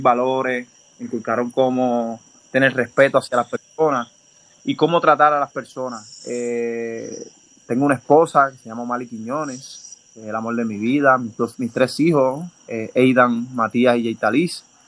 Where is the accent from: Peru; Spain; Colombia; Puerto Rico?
Puerto Rico; Dorado; also born or lived in Bayamón; yo nací en Bayamón el 28 de marzo del 90. Eh, me crié en, en, lo que le dicen el casco urbano de Dorado